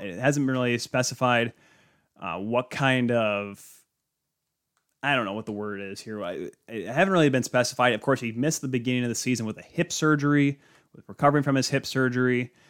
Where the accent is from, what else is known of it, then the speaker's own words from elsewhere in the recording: Canada; accent: Canadian; Clearly, I speak Canadian, not English. Canadians don't have accents.